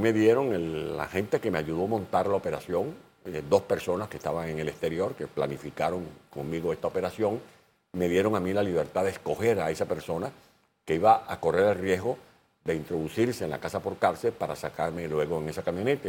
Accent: Venezuelan Llanos, Venezuela; accent: llanero; moved away as an adult; siendo yo del llano, como soy del llano venezolano, me fue fácil dominar ese acento y esa, y esa cadencia

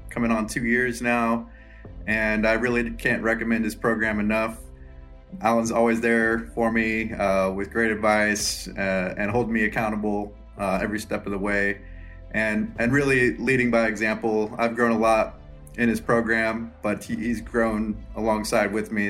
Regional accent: Lawrence, Kansas, United States; I'm from Lawrence, Kansas.

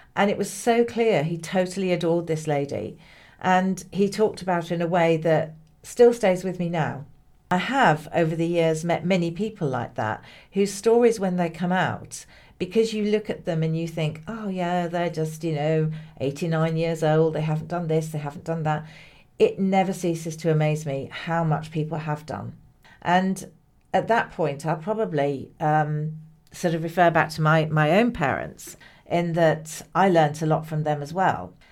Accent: Hull, Yorkshire and the Humber, United Kingdom; moved away as an adult; also born or lived in Kent; now in Bristol, United Kingdom; I come from Hull. I haven't lived in Hull for many years

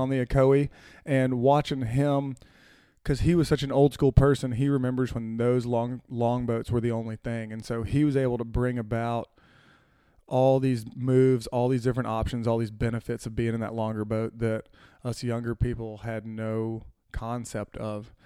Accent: Florence, Mississippi, United States; moved away as an adult; also born or lived in Chattanooga; I grew up in Florence, Mississippi

